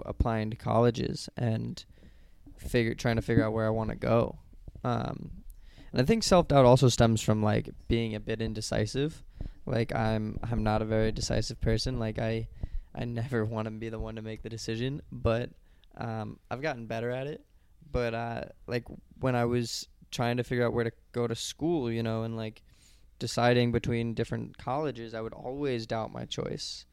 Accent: Colorado, United States; going to school in Colorado, like, my home state

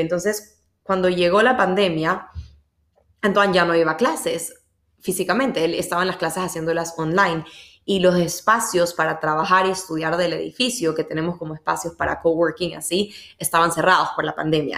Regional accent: Ecuador; yo soy de Ecuador

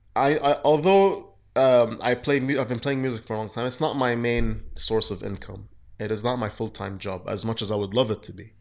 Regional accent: Kuwait; I was raised in Kuwait

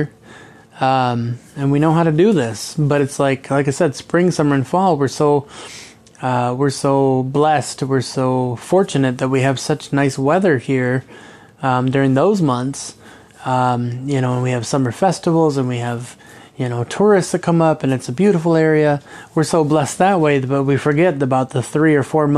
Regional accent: Kalamazoo, Michigan, United States; now in Traverse City, United States; growing up in Kalamazoo

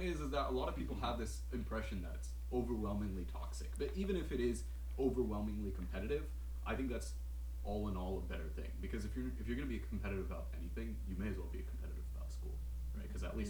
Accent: India; now in Houston, United States; Yeah, yes, because I'm Indian and {S1} I live {S3} in Houston, I'm pre-med.

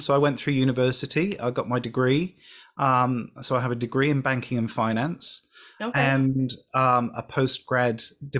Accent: United Kingdom; I'm British

